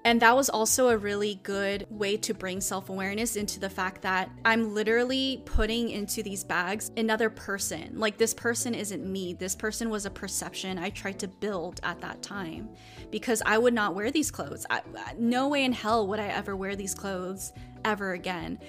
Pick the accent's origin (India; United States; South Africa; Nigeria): United States; as an Asian American woman